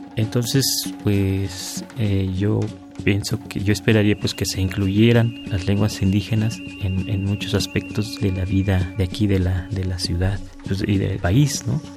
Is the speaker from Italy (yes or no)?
no; Huasteca, Mexico; now in Mexico City, Mexico; vivencias del campo, de donde soy, de la Huasteca